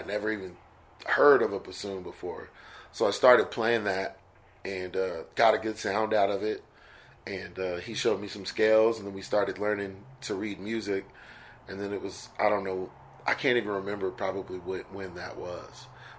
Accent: Stockton, California, United States; And then we moved from East Stockton to North Stockton, and that's when I started kind of really getting serious and studying.

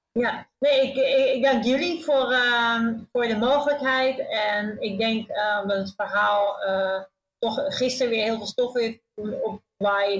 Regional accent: Netherlands; moved away; als Nederlandse

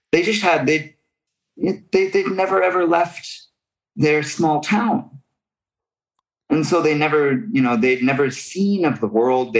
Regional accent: Pinedale, Wyoming, United States; born or raised there; also born or lived in Denver, Colorado; now in Japan

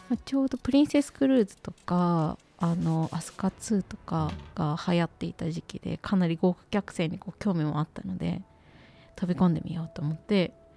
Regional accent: Yamanashi, Japan; moved away as an adult; also born or lived in Tokyo; 私ですね生まれが山梨でして高校まで山梨にいて高校卒業と同時に専門学校に進学するために東京上京してきました

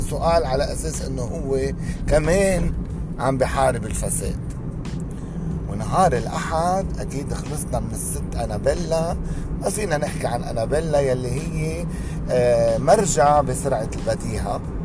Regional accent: Lebanon; عندنا بلبنان

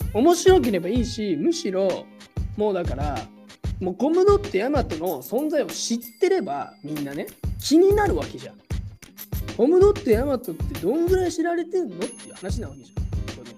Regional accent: Japan; moved away as an adult; now in United States; 俺は21年間日本で育ってきた

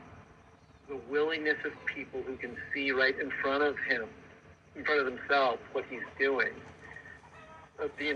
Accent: Midwest, United States; moved away; I grew up in the Midwest

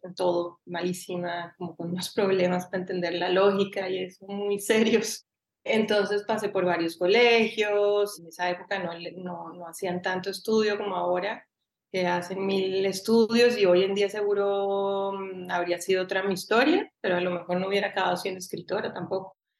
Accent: Bogotá, Bogotá Capital District, Colombia; also born or lived in Cali, Colombia; now in Barcelona, Spain; yo nací en Cali, viví en Cali hasta los siete y ahí me fui a Bogotá

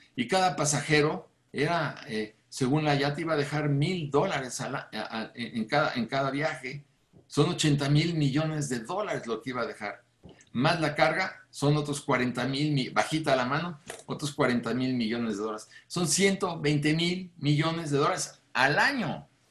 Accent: Mexico

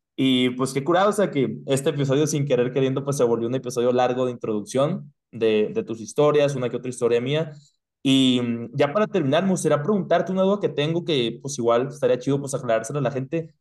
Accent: Hermosillo, Sonora, Mexico; moved away; also born or lived in United States; como mexicanos

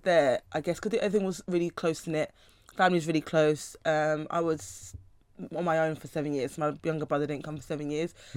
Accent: London, United Kingdom; I was I was raised, born and raised in South London my whole life

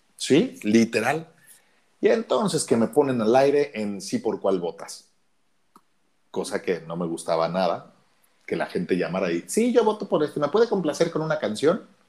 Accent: Mexico City, Mexico; moved away as an adult; also born or lived in Oaxaca / Cancún; los chilangos, los que nacimos en la Ciudad de México, no somos muy queridos

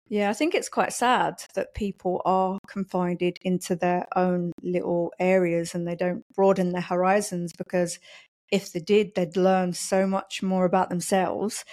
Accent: London, United Kingdom; moved away as an adult; also born or lived in Poland; now in Kidderminster, United Kingdom; I'm originally from London. So I grew up in London, went to school in London

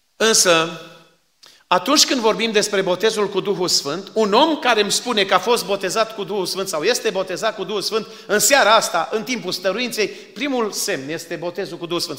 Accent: Suciu de Jos, Maramureș County, Romania; now in Phoenix, United States; acolo am crescut și nu îmi pare rău că am crescut acolo

